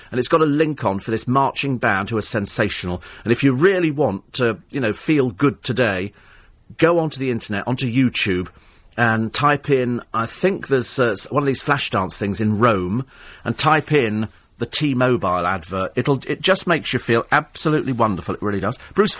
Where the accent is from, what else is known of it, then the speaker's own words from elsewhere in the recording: Bromley, London, United Kingdom; I was born in Bromley, actually.